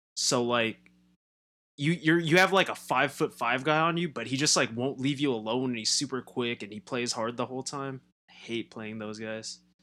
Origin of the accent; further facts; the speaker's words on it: Southern California, United States; growing up in Southern California